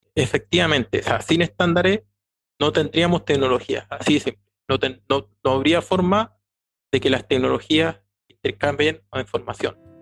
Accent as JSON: {"language": "Spanish", "country": "Chile", "said": "Ya soy chileno, tengo 46 años"}